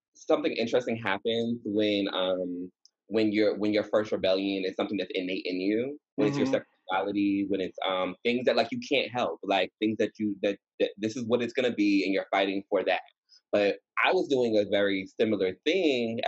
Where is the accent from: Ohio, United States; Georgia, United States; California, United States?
Georgia, United States; Atlanta; moved away as an adult; now in New York, United States; So I grew up in Georgia